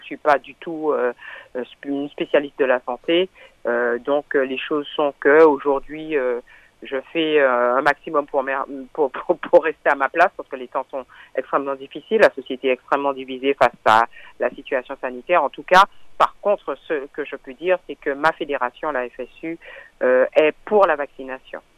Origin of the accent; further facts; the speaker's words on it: Martinique; en tant que martiniquaise, en tant que syndicaliste aussi